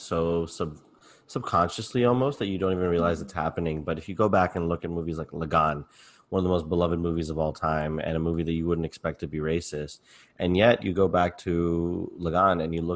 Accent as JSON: {"language": "English", "country": "United States", "tie": "born or raised there", "said": "growing up as a Pakistani American"}